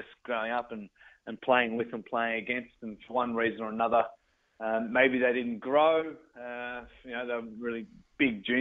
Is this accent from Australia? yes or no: yes; Ballarat, Victoria, Australia; growing up in Ballarat